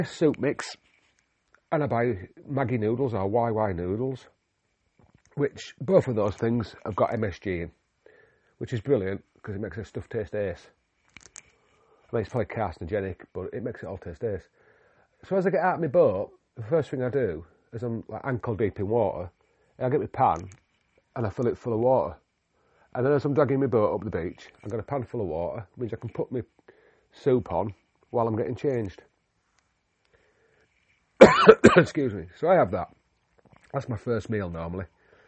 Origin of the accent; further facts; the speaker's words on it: Yorkshire and the Humber, United Kingdom; also born or lived in Himalayas; now in North Wales, United Kingdom; I'm a Yorkshireman